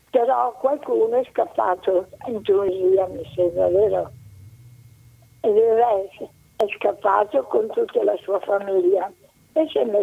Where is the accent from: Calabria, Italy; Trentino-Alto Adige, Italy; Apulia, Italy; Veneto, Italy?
Veneto, Italy; Venice; io sono nata a Venezia. E siccome ero una ragazzina